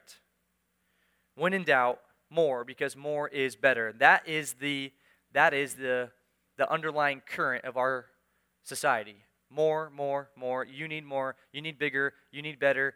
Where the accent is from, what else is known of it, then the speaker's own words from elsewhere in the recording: United States; I was born in America, raised in America, lived my whole life in America